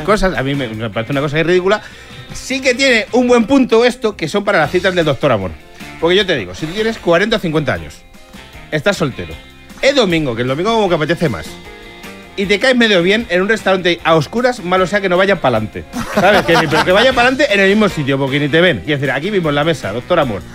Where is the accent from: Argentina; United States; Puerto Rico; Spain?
Spain; Móstoles, Community of Madrid; Yo soy de Móstoles, o sea, no he hecho ocho cosas en Móstoles en 40 años que tengo.